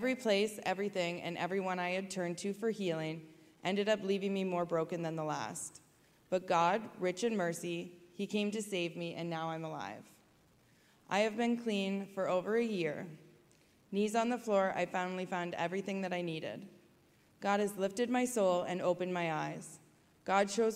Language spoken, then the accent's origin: English; Waterloo, Ontario, Canada; also born or lived in Kitchener, Ontario; I grew up in Waterloo, Ontario